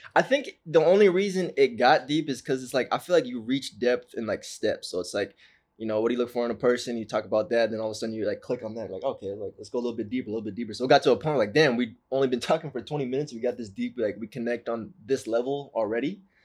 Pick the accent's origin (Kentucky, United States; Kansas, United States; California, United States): California, United States; Orange County; I'm from Orange County, California